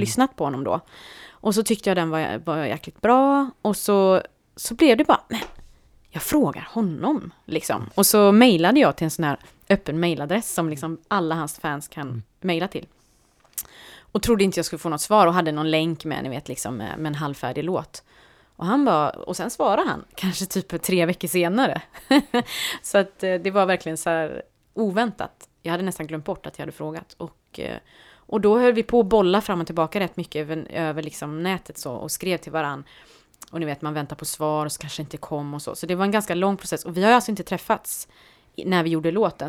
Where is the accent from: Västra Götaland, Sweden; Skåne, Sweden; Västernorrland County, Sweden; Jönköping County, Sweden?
Västra Götaland, Sweden; Partille; jag växte upp i Partille